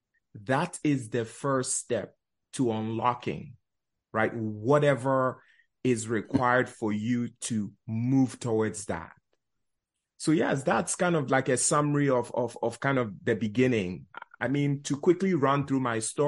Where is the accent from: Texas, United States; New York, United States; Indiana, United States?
New York, United States; New York City; also born or lived in Ghana; Life started in Bronx, New York. We immigrated from Ghana, West Africa